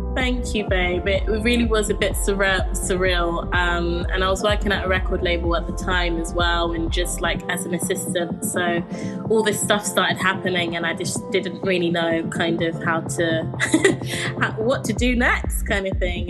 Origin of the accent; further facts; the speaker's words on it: London, United Kingdom; I grew up in Camden in London